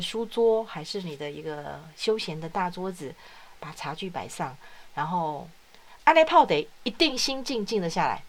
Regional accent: Taiwan; 咱的台湾人

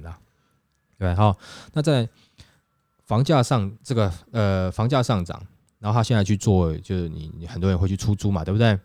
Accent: Taiwan; 我们台湾人

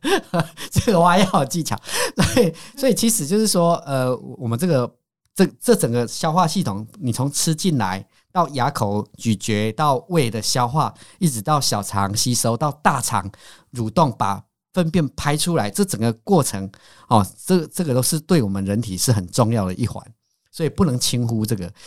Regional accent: Taiwan; 我们台湾，因为我是农家子弟

